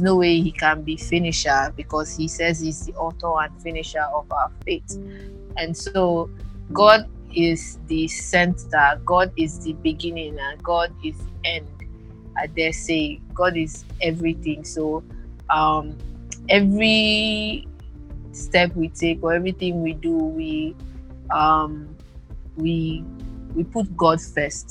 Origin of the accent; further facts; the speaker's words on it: Uyo, Akwa Ibom, Nigeria; I'm from Akwa Ibom, Uyo